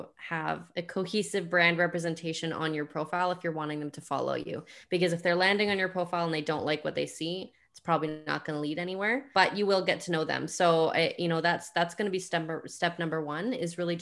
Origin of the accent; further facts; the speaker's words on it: Canada; I'm Canadian